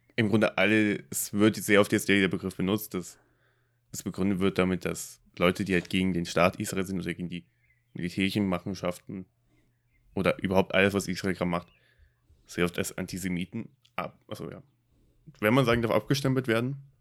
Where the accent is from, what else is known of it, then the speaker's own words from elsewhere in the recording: Germany; für mich als Deutscher